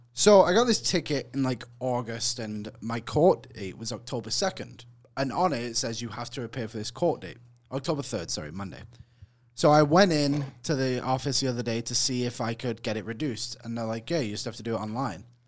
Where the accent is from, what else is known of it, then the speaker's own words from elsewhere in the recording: England, United Kingdom; I'm from England